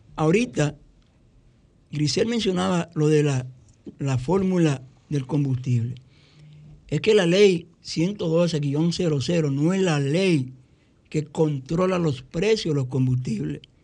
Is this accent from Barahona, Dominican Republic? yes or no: yes; Barahona, Dominican Republic; Los que somos de Barahona, de los batallas de Barahona